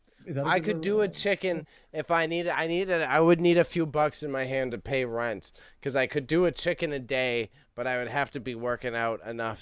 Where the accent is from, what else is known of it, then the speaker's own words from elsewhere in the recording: Canada; I guess we're a Canadian